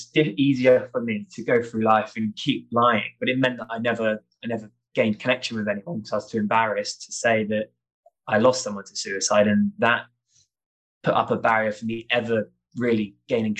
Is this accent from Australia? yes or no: no; St Ives, South West England, United Kingdom; moved away as an adult; growing up in St. Ives in Cornwall